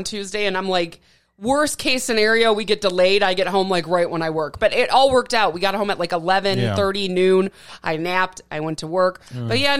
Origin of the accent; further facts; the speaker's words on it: Midwest, United States; As a Midwesterner, you know that.